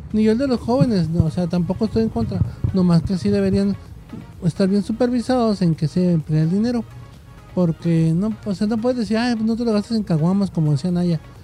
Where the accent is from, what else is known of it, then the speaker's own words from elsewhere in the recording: Mexico; mucha gente que somos mexicanos que trabajamos por nuestra cuarta